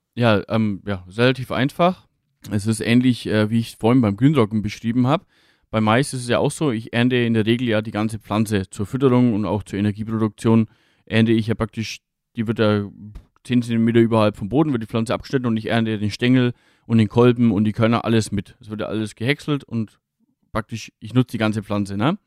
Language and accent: German; Franconia, Bavaria, Germany; bei uns in Franken